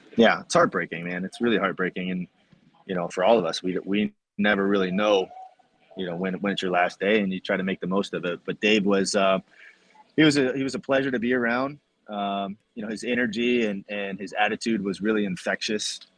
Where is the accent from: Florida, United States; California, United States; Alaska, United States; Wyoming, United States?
Florida, United States; Tampa; growing up in Tampa